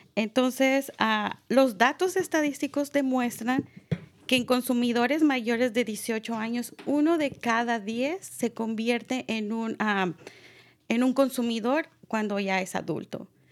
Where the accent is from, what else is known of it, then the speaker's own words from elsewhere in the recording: Mexico; now in Marin County, United States; yo soy mexicana